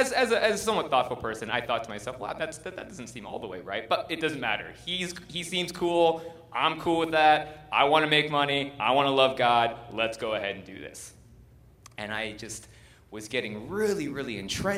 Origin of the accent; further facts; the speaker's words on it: United States; we're American